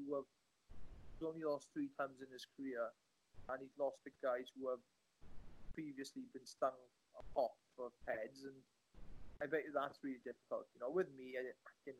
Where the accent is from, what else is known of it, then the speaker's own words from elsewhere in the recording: Welsh, Wales, United Kingdom; I'm a Welsh boy. We don't have science labs here